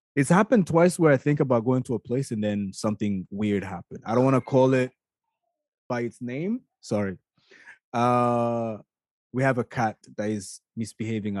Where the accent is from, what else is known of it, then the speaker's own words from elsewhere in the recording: Canada; I'm a Canadian